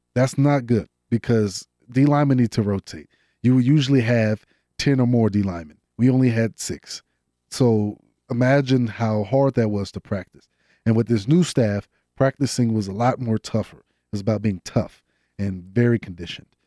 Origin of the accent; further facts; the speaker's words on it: Loganville, Georgia, United States; moved away as an adult; also born or lived in Atlanta, Georgia; now in Colorado, United States; I am from Loganville, Georgia, born in the northern area of Atlanta, moved to Loganville, played in Loganville, Georgia, playing for Grayson High School